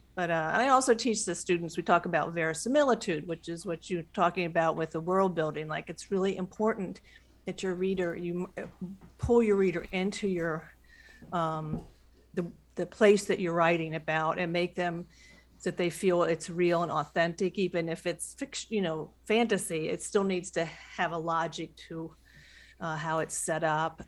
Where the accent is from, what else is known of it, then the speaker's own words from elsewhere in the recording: Western Ohio, United States; I'm from the Western Ohio. I'm from the Midwest